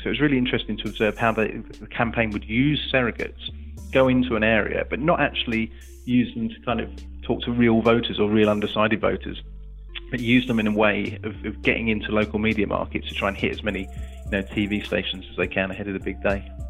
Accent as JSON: {"language": "English", "region": "England", "country": "United Kingdom", "said": "being an Englishman abroad"}